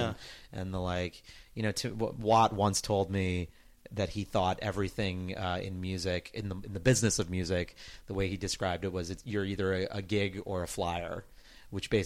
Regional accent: New York, United States; I grew up here in New York

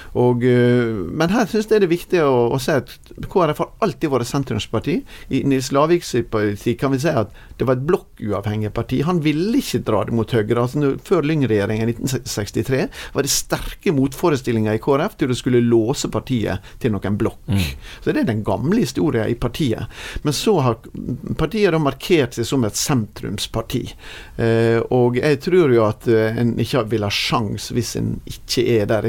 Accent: Sunnmøre, Møre og Romsdal, Norway; som sunnmøring

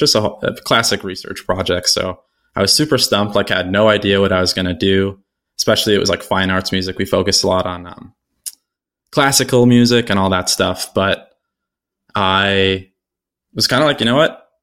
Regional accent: Buffalo, New York, United States; I was born and raised here in Buffalo

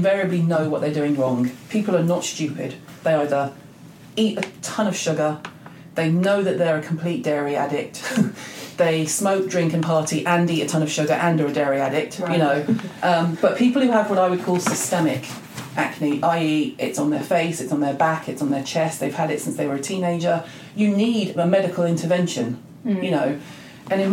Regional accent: England, United Kingdom; we're very English

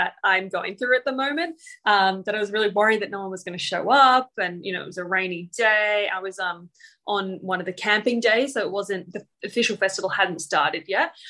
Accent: Papua New Guinea; now in Australia; I grew up in Papua New Guinea

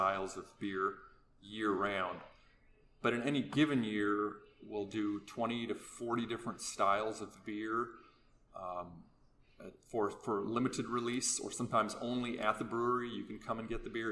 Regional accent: Anchorage, Alaska, United States; now in Palmer, United States; I grew up in Anchorage, but we've been in Palmer about 15 years now

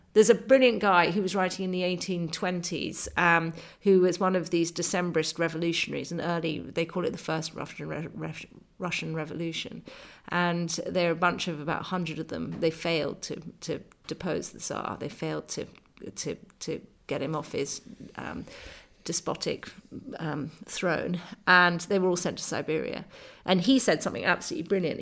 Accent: England, United Kingdom; I'm a English writer.

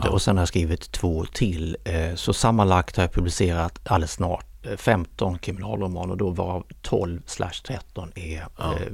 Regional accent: Kristianstad, Skåne, Sweden; moved away as an adult; now in Stockholm, Sweden; Jag är från Kristianstad. Jag hade varit ett par ut, år utomlands

